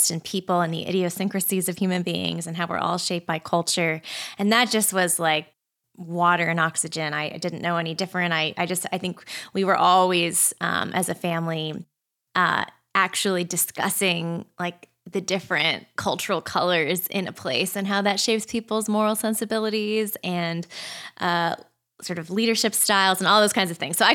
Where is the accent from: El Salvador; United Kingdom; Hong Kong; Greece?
Hong Kong; also born or lived in Boston / Australia; I was born in Boston, but shortly thereafter, as a young child, moved with my family to Hong Kong and lived there for quite a few years, and then Australia.